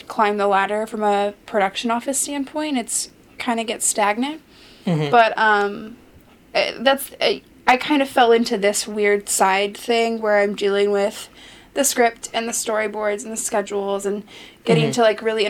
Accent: Los Angeles, California, United States; I grew up in Los Angeles

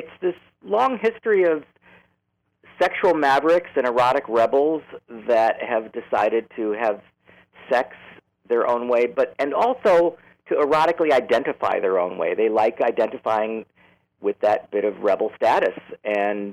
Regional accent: Chicago, Illinois, United States; moved away as an adult; also born or lived in Los Angeles; now in San Francisco, United States; I grew up in Chicago. I was born in the city, raised in the southern suburbs

